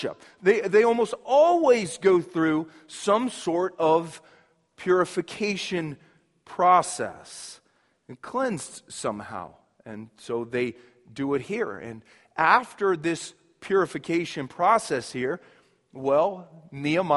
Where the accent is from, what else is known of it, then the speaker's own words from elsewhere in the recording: Shawnee, Kansas, United States; moved away; where I grew up back in Kansas, as a kid, we'd always have this annual parade. We'd have what they called the Old Shawnee Days Parade.